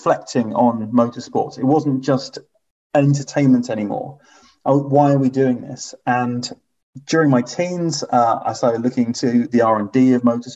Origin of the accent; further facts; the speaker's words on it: Hong Kong; I was growing up in Hong Kong